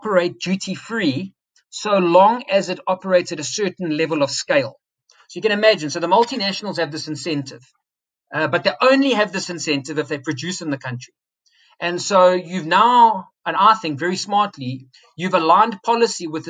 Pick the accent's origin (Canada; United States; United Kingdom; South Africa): South Africa; as a South African